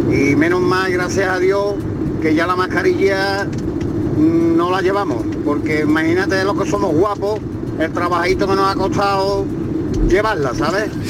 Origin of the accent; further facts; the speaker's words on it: Málaga, Andalusia, Spain; de Málaga.